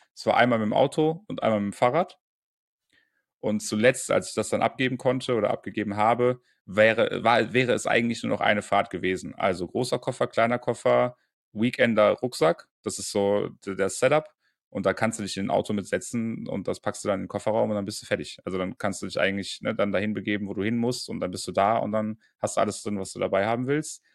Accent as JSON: {"language": "German", "town": "Bonn", "region": "North Rhine-Westphalia", "country": "Germany", "tie": "born or raised there", "moved": "yes", "said": "Bonn, meine alte Heimat"}